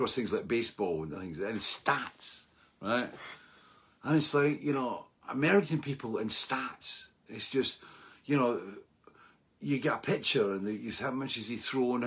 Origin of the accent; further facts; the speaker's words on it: Scotland, United Kingdom; being Scottish